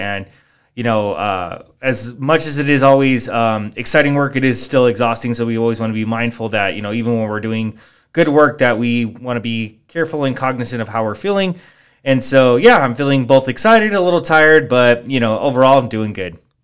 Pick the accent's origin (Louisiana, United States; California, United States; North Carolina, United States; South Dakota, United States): California, United States; Maywood; moved away as an adult; now in San Jacinto, United States; I'm originally from the East L A area. We lived in a small area called Maywood.